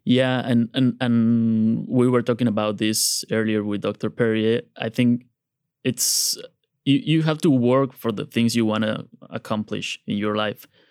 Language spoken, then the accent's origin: English; Tuxtla Gutiérrez, Chiapas, Mexico; moved away as an adult; also born or lived in Monterrey, Mexico / Mexico City, Mexico; I was born and raised in this, uh, town